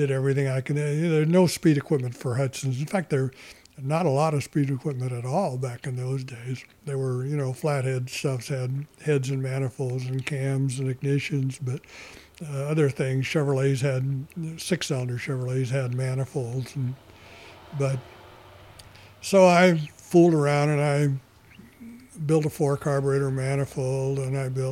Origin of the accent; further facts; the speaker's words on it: Los Angeles, California, United States; also born or lived in Arcadia / Pasadena / La Cañada; I was born in Los Angeles in 1930. I raised mostly in Los Angeles until I was 12.